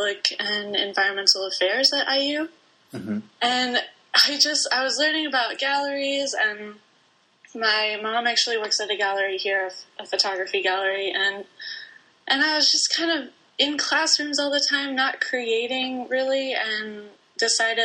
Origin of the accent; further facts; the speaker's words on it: Bloomington, Indiana, United States; I grew up in Bloomington, Indiana